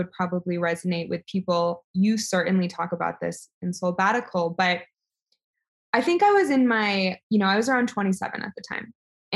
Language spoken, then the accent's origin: English; New York City, New York, United States; I was born in New York City to very liberal college professor parents